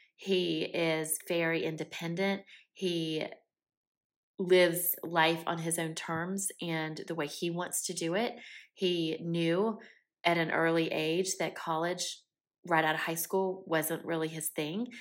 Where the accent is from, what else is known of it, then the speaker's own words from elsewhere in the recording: Columbia, South Carolina, United States; also born or lived in Aiken, South Carolina; I grew up in South Carolina, born and raised, heart of the South, deep South, was raised in Columbia, South Carolina